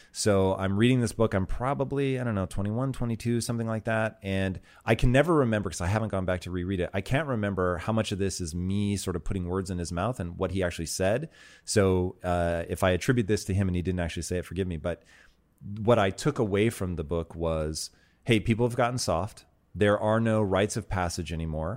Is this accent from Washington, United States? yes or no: yes; Tacoma, Washington, United States; I grew up in Tacoma, Washington, and Native American um, stuff there is really sort of a part of everyday culture